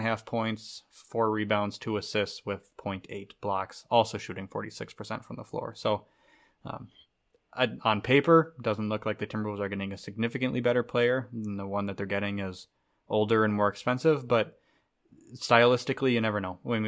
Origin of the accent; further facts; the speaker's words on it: Minnesota, United States; As a Minnesotan